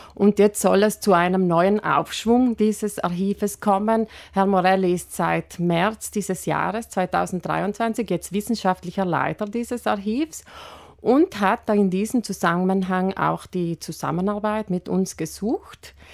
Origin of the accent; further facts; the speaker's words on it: South Tyrol, Trentino-Alto Adige, Italy; hier bei uns in Südtirol